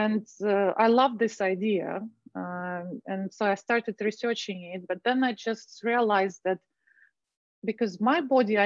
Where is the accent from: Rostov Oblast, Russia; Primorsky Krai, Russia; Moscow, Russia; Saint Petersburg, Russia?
Moscow, Russia; moved away as an adult; also born or lived in Dubai; I was born and raised in Moscow, Russia.